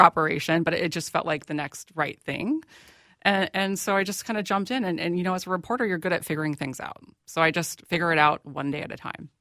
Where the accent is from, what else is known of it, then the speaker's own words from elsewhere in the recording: Plymouth, Minnesota, United States; I grew up in, in Plymouth